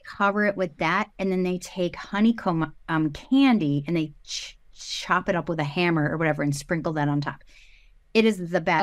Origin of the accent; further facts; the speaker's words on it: Maine, United States; I'm from Maine